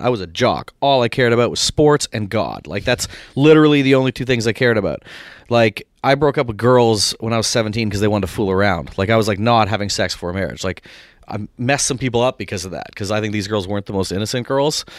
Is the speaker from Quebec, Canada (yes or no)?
no; Barrie, Ontario, Canada; moved away as an adult; also born or lived in Winnipeg, Manitoba / Toronto; now in United States; from Barrie, which is an hour north, uh, born in Winnipeg, which is the central prairies of Canada